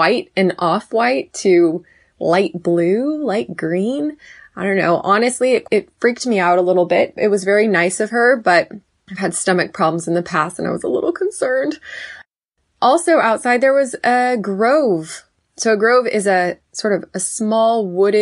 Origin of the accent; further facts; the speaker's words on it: Woodland, California, United States; I am from Woodland, California